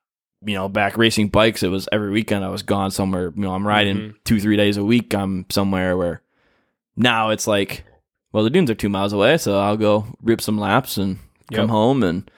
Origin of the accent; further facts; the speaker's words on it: Michigan, United States; we're from Michigan, where we're like, rocks.